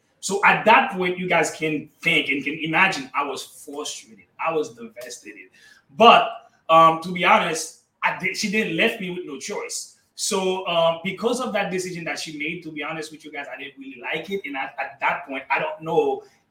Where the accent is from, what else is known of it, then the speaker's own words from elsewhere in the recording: Haiti; first language Haitian Creole; English is a second language; moved away; I was born and raised in Haiti.